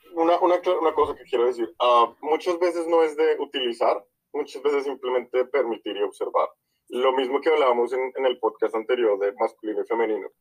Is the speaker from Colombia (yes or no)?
yes; Colombia; nosotros dos somos colombianos